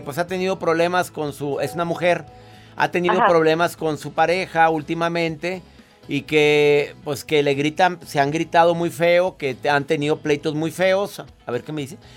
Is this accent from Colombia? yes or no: no; northern Mexico, Mexico; decimos en México, en, en el norte de la República